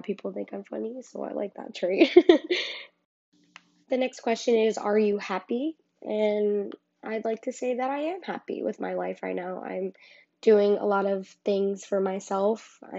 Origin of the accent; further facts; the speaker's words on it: Garfield, New Jersey, United States; I'm from Garfield, because that's where I was raised.